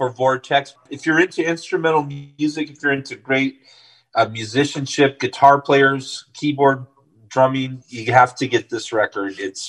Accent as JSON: {"language": "English", "country": "Armenia", "said": "And then we're also going to be playing a festival in Armenia, my home country, in September."}